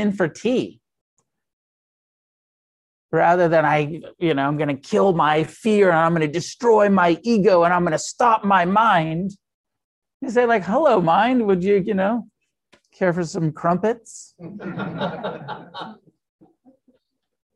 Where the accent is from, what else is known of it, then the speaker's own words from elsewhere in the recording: United States; I'm an American Buddhist. And as an American, I'm heavily influenced by the Theravada